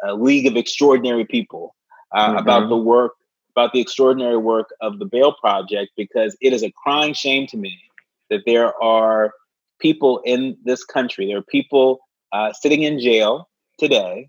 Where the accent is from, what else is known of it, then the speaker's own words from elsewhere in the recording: Bay Area, California, United States; now in Washington, D.C., United States; I grew up in the Bay Area